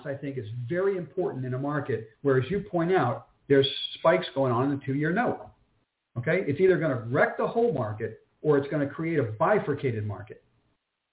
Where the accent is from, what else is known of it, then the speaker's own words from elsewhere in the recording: New York City, New York, United States; moved away; I'm born and bred in New York, lived in New York for 14 years